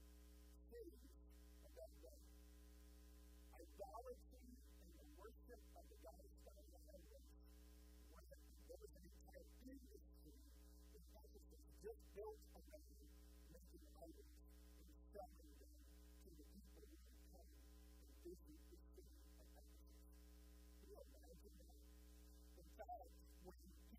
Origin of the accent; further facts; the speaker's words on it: Texas, United States; also born or lived in Houston; I grew up in Texas